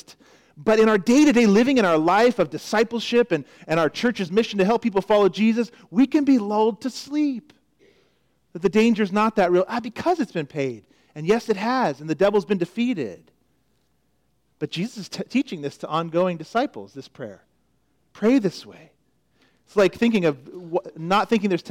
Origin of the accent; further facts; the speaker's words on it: Florida, United States; moved away; Growing up in Florida, it was just a known fact that lurking under many water surfaces could be an alligator. You just knew it. You grew up there. I saw many when I lived there. I was only there 5 years, 6 years